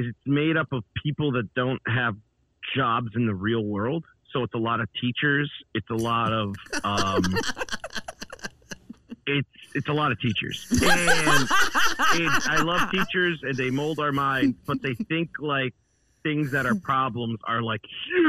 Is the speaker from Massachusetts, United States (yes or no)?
yes; Northampton, Massachusetts, United States; moved away; also born or lived in Austin, Texas / Boston; my hometown. Northampton